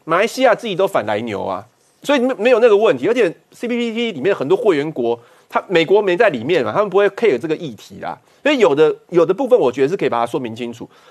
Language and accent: Chinese; New Taipei City, Taiwan; 我来自新北市啊